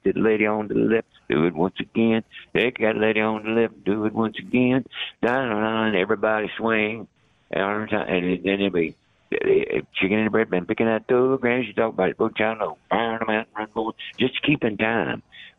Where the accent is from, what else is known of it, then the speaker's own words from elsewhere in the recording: the South, United States; But I'm from the South, and I thought their attitude was funny.